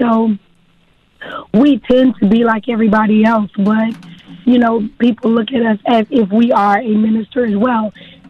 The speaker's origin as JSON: {"language": "English", "town": "Texarkana", "country": "United States", "said": "So, yes, I'm from Texarkana. I started in the productions in Texarkana, which has been a blessing, just the greatest amount of support."}